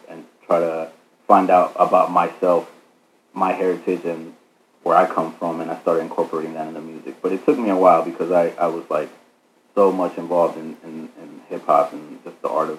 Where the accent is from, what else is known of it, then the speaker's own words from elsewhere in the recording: Georgia, United States; also born or lived in Phoenix, Arizona, United States; My parents are Mexican, so they came, they immigrated like in the 80s, and my parents, they met in Phoenix, where I was born, mm-hmm. and then we moved to Georgia like in the early 2000s, but all of my family's Mexican. That's our background, our heritage.